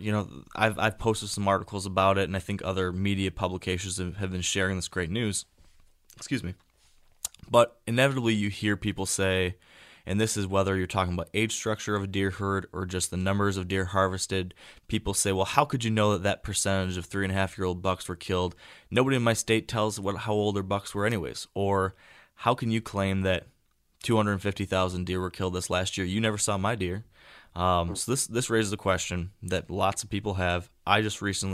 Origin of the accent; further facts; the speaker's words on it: Michigan, United States; I grew up hunting in Michigan